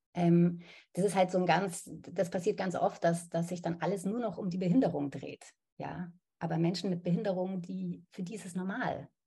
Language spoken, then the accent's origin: German; Munich, Bavaria, Germany; now in Berlin, Germany; Ich bin ja in München aufgewachsen